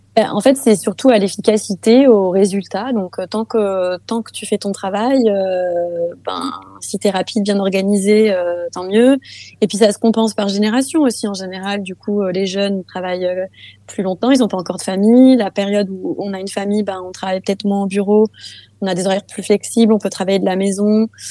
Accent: France; moved away as an adult; now in Denmark; je suis française, mais mon père est danois

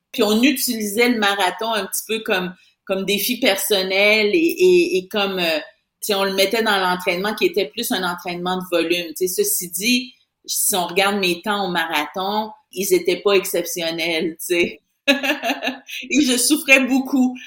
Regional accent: Saint-Marc-des-Carrières, Quebec, Canada; j'ai quitté mon, mon village natal de, de Saint-Marc-des-Carrières

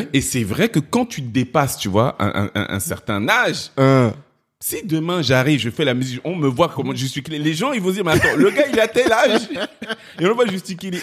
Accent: Cameroon; now in France; du Cameroun

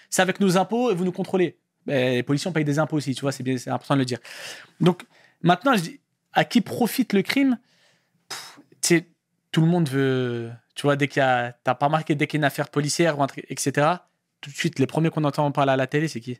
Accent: Morocco; Marocain. 212, 100%.

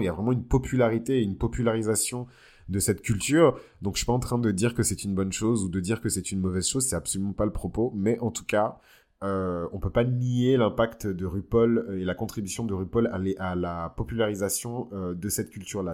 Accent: Bordeaux, Nouvelle-Aquitaine, France; je suis de Bordeaux

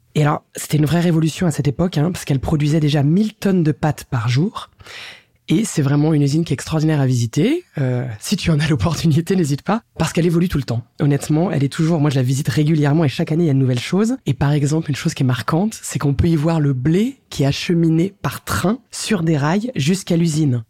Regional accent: France; je suis française

